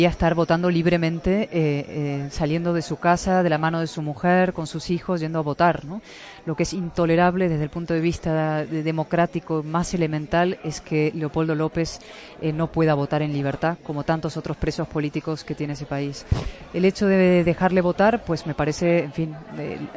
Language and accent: Spanish; Spain; yo como española lo digo siempre, o sea, yo quiero para Venezuela lo mismo que quiero para mi país.